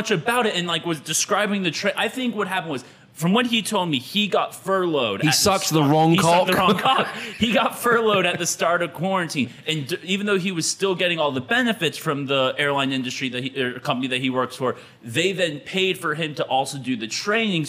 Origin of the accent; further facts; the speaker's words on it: Texas, United States; I'm from Texas